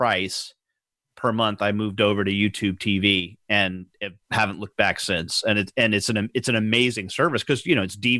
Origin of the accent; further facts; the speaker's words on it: New York, United States; moved away; I grew up in New York and I'm a huge New York Mets fan